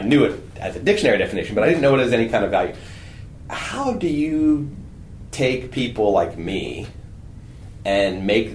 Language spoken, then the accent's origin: English; New Jersey, United States; moved away; I grew up in New Jersey